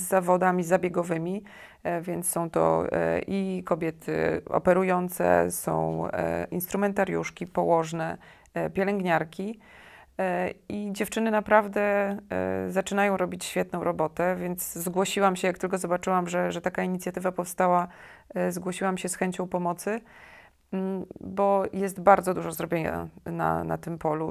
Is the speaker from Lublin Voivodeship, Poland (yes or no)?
no; Białystok, Podlaskie Voivodeship, Poland; moved away as an adult; also born or lived in Kraków; jestem z Białego Stoku